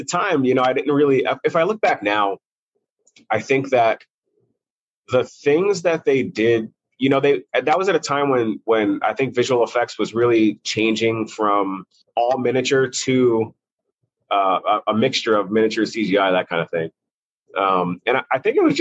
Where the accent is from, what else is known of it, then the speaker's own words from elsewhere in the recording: New York City, New York, United States; also born or lived in Brooklyn; I grew up mostly in Maspeth, Middle Village area. Just on a borderline where Brooklyn and Queens meet. But yeah, I grew up in New York City